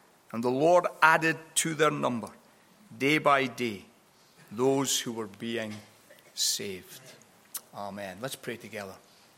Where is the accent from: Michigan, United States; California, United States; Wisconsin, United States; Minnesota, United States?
California, United States; California originally, although I do have some fun with Californians regarding my accent